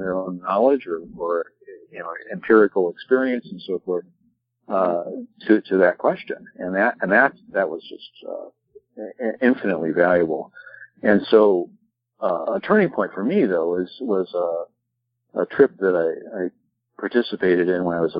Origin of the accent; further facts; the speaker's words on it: United States; grown up in the highly developed, highly spoiled environment of being of an American kid